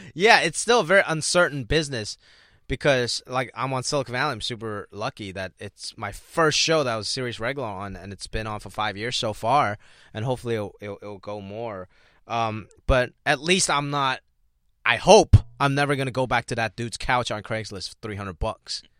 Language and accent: English; Hong Kong; English is a second language; now in United States; growing up, we grew up in Hong Kong